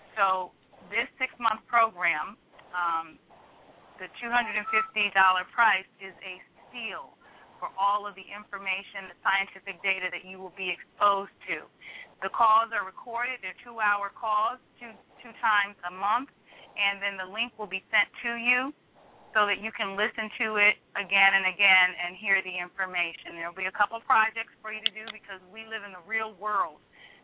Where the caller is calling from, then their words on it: Greensboro, United States; I'm calling from Greensboro.